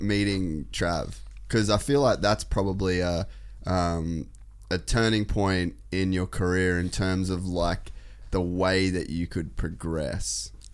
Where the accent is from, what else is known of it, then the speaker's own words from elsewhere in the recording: Cairns, Queensland, Australia; I grew up in Cairns